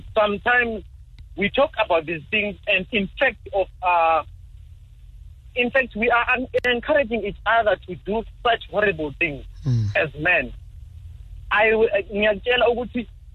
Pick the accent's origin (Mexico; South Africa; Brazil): South Africa; as South African men